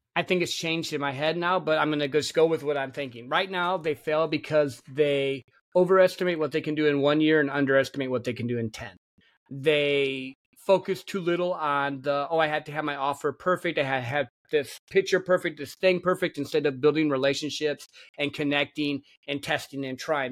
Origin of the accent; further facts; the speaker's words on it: Michigan, United States; I grew up in Michigan, a country boy